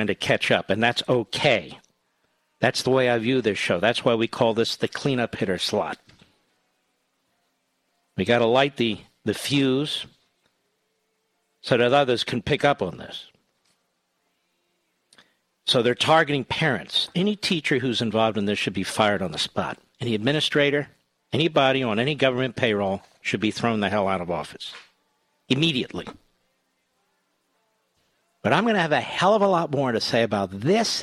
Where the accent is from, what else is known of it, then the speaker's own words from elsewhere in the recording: Loudoun County, Virginia, United States; I'm from Loudoun County, Virginia.